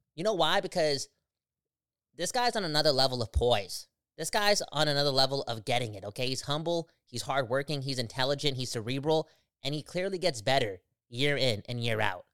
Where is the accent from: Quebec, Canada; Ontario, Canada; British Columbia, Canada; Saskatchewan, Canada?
British Columbia, Canada; Surrey; I'm from Surrey.